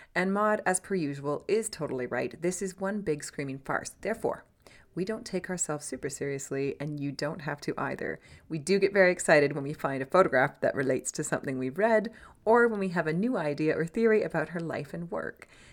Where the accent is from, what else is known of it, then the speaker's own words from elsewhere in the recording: Canada; We were raised in Canada